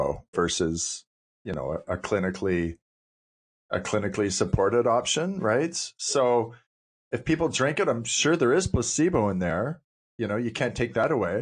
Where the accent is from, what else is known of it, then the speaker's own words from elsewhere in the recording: Cape Breton, Nova Scotia, Canada; I was raised in Cape Breton